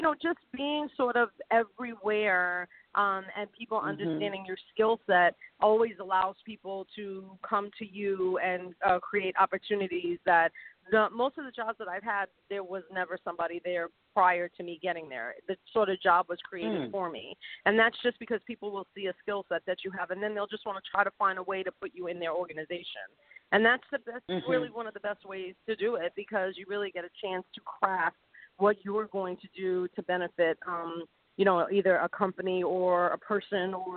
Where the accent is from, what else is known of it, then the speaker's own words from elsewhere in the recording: New York City, New York, United States; moved away as an adult; it all started in the Bronx, New York, where I was born, and, you know, grew up there until I was 18.